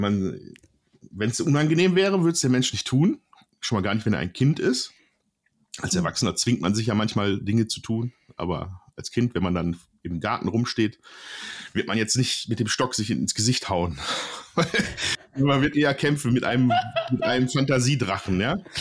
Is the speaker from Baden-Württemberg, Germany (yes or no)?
no; Oberhausen, North Rhine-Westphalia, Germany; ich komme aus Oberhausen, Ruhrgebiet